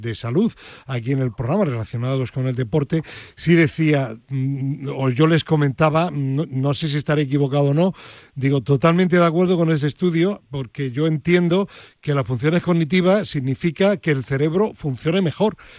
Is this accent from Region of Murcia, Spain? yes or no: no; Granada, Andalusia, Spain; mi tierra, concretamente a la Universidad de Granada